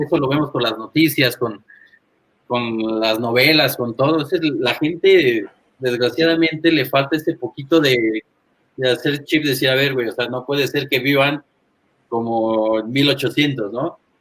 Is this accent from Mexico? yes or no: yes; Toluca, State of Mexico, Mexico; also born or lived in Monterrey / Cadereyta; Yo nací en Monterrey, pero soy de Toluca.